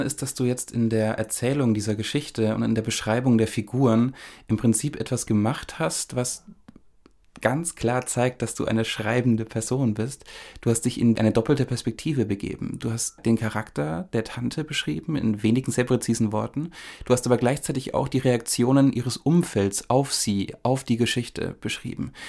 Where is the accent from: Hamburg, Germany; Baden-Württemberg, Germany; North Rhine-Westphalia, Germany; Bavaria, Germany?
Bavaria, Germany; Upper Franconia, small village near Bad Staffelstein; Ich komme aus Oberfranken, das haben wir, glaube ich, im allerersten Podcast schon mal ja. angesprochen, aus einem kleinen Dorf ähm, im Maintal in der Nähe von Bad Staffelstein